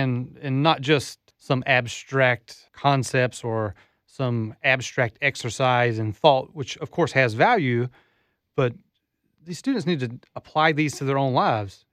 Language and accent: English; Southeast Alabama, United States; moved away as an adult; also born or lived in Japan; now in Florida, United States; I grew up in Southeast Alabama